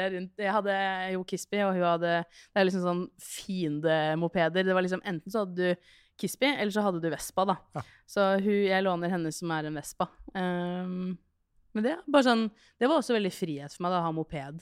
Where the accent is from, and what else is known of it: Skien, Telemark, Norway; born or raised there